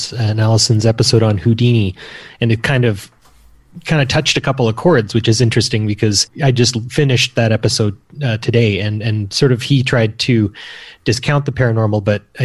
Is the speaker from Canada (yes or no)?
yes; the prairies of Canada, Canada; I'm from Canada and grew up in the prairies of Canada.